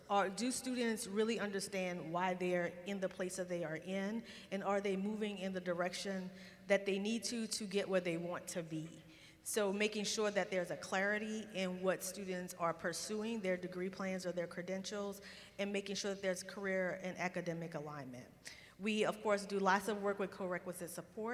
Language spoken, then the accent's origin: English; Louisiana, United States; moved away; I travel a lot to be in my home state, talking to my people